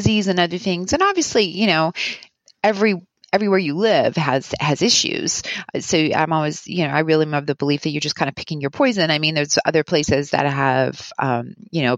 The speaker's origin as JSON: {"language": "English", "town": "Winnipeg", "region": "Manitoba", "country": "Canada", "tie": "born or raised there", "moved": "as an adult", "said": "I grew up in Winnipeg"}